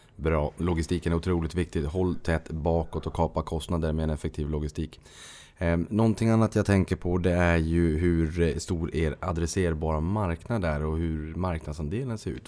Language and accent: Swedish; Boden, Norrbotten County, Sweden; Jag kommer från Boden